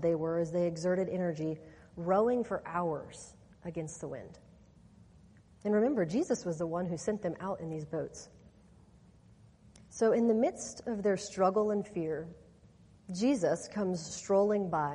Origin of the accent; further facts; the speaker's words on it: Kansas, United States; I'm from Kansas, and the part of the state that I grew up in is mostly farmland.